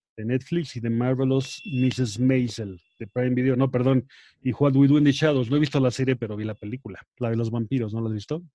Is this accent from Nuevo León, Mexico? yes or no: no; Acapulco, Guerrero, Mexico; de chico, pues, como vivía en Acapulco